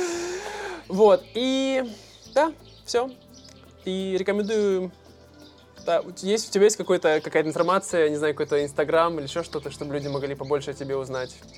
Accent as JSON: {"language": "Russian", "town": "Irkutsk", "region": "Irkutsk Oblast", "country": "Russia", "said": "Мультифорка мы называем в России, в Иркутске"}